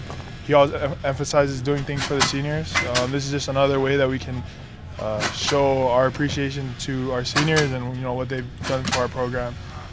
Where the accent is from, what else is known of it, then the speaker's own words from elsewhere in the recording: Hawaii, United States; now in Utah, United States; I'm from Hawaii